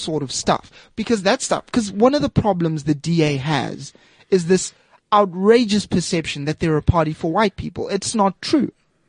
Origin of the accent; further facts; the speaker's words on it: Margate, KwaZulu-Natal, South Africa; moved away; also born or lived in Eastern Cape; I grew up in Penny Sparrow country. Right. Where's that? Margate.